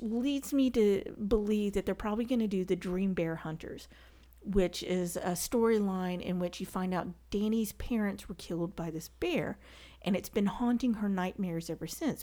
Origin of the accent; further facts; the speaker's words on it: the South, United States; accent: southern; my southern accent